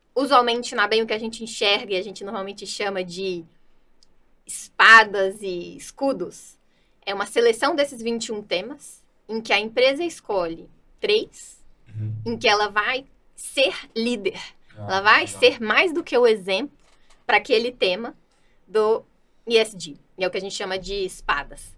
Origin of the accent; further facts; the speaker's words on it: Minas Gerais, Brazil; Eu sou mineira